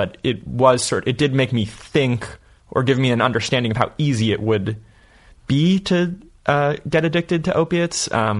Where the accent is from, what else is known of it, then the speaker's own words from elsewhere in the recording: San Francisco, California, United States; moved away as an adult; also born or lived in Marin County, California; now in Las Vegas, United States; I grew up in San Francisco until I was about 10, and then we moved to Marin.